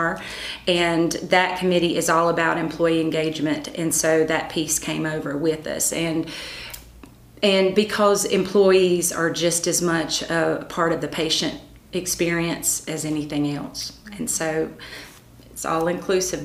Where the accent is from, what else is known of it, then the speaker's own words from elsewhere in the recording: Conway, United States; I got the opportunity to go to work for my hometown. So I worked at the Conway Chamber of Commerce.